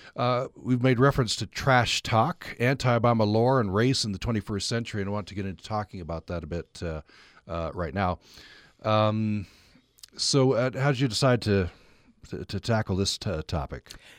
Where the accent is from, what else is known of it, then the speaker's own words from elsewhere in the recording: Utah, United States; accent: thick Utah; my thick Utah accent